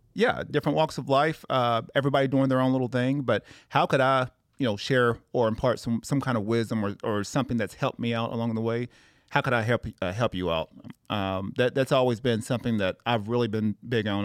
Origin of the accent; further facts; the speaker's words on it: Tennessee, United States; moved away as an adult; I'm originally from Tennessee.